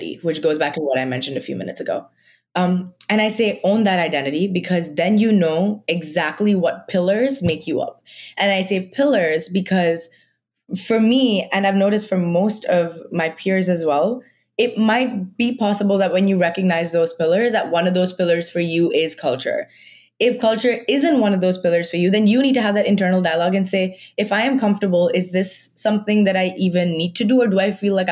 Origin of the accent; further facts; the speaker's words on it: Mumbai, Maharashtra, India; moved away; I am from like Mumbai. Like I am Marathi.